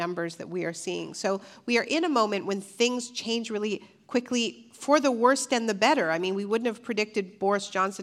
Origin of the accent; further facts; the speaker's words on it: Ontario, Canada; I'm from Ontario, Canada